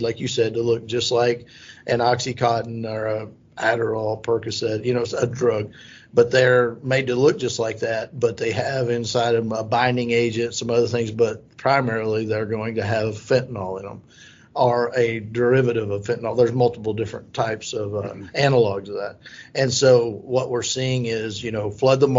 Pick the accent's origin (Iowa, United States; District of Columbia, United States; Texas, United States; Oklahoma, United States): Oklahoma, United States; Southwest; I grew up in Southwest Oklahoma in a town of 350 people